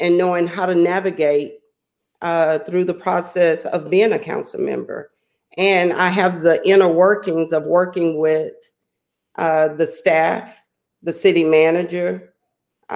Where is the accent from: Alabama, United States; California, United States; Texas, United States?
Texas, United States; Beaumont; being a native from Beaumont, I chose to raise my family here